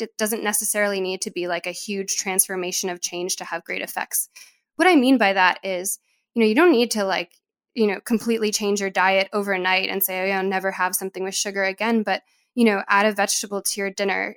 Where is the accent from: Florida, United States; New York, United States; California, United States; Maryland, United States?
New York, United States; I'm from New York